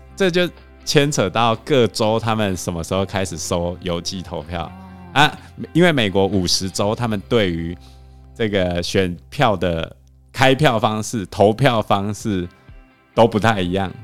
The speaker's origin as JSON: {"language": "Chinese", "country": "Taiwan", "said": "我们台湾人"}